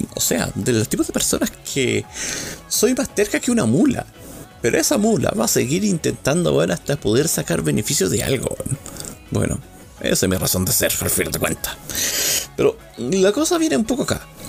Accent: Chile; accent: Chilean; mi dialecto chileno salió un poco

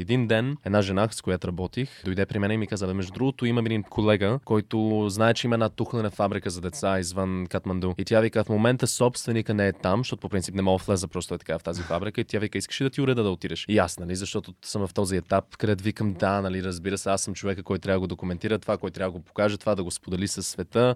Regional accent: Halifax, Nova Scotia, Canada; moved away as an adult; also born or lived in United States / The Hague, Netherlands; now in Bulgaria; Канада, където съм израснал в Халифакс, по-голямата част от живота ми на източния бряг

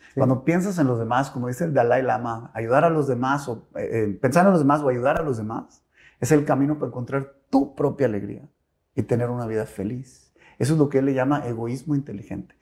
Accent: Monterrey, Nuevo León, Mexico; also born or lived in Mexico City; yo tenía 5 o 6 añitos y decidió mi papá venirse a vivir a Monterrey

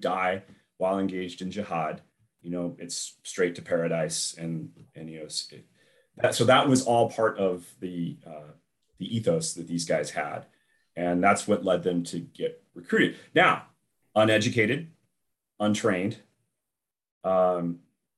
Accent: Los Angeles, California, United States; also born or lived in San Diego; I grew up in Los Angeles and went to school in San Diego

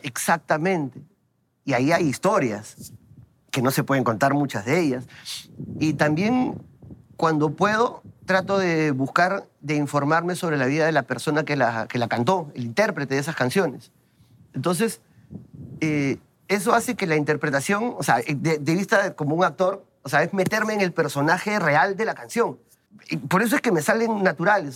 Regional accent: Lima, Peru; mi barrio es el centro de Lima. Ese es mi barrio. Y siempre voy a estar orgulloso de decirlo. Yo soy del centro de Lima.

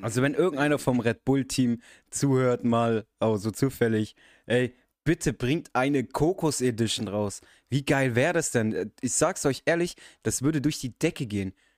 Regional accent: Germany; ich bin halber Araber, bin aber in deutschen Verhältnissen aufgewachsen

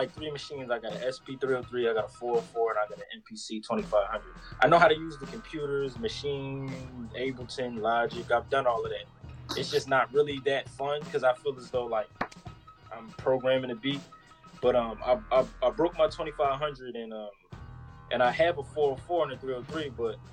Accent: Philadelphia, Pennsylvania, United States; now in Los Angeles, United States; I grew up in Philly, born and raised up uptown

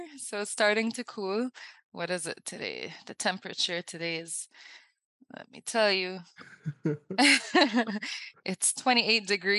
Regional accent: Abu Dhabi, United Arab Emirates; now in Dubai, United Arab Emirates; So I grew up in Abu Dhabi in the UAE, and I now live in Dubai, so a different city.

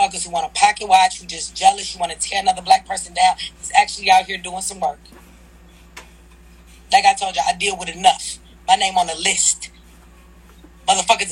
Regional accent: Detroit, Michigan, United States; I'm from Detroit

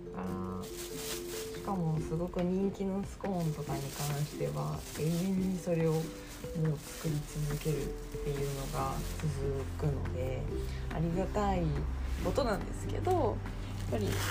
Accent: Nagasaki, Japan; now in Fukuoka, Japan; 私は地元は長崎なんですけど

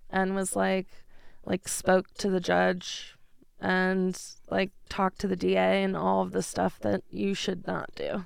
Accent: New York, United States; moved away as an adult; now in Denver, United States; I am from New York. I moved here in twenty fifteen

